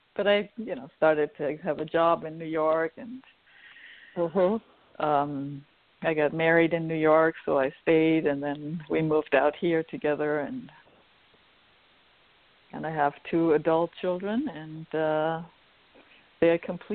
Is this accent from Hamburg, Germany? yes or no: yes; Hamburg, Germany; moved away as an adult; also born or lived in Maine / Los Angeles area; now in Los Angeles, United States; I was born in Hamburg, Germany, and I grew up in a, well, fairly metaphysical family.